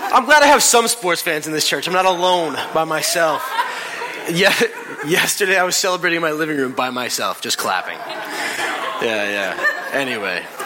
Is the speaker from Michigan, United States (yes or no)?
no; New York City, New York, United States; We're from New York